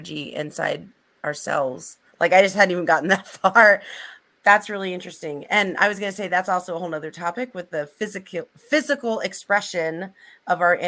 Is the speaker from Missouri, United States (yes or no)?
yes; Missouri, United States; I grew up in Missouri